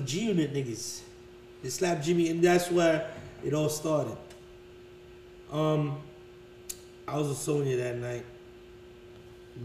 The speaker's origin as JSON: {"language": "English", "country": "Haiti", "also_born_or_lived": "Miami, Florida, United States / Vermont, United States", "moved": "yes", "said": "I'm from Haiti"}